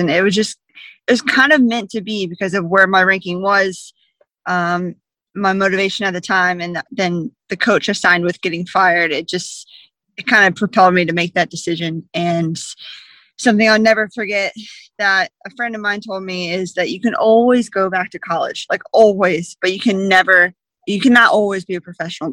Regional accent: Jacksonville, Florida, United States; I was 10 years old in a summer camp in my hometown of Jacksonville, Florida

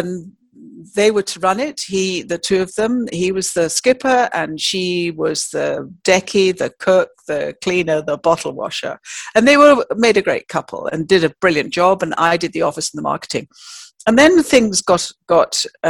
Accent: Yorkshire and the Humber, United Kingdom; I come from Yorkshire

